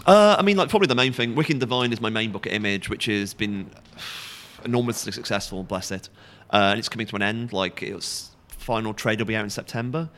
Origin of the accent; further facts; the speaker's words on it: Stafford, West Midlands, United Kingdom; also born or lived in South London; now in London, United Kingdom; I'm originally from the Midlands, Stafford, but I live in London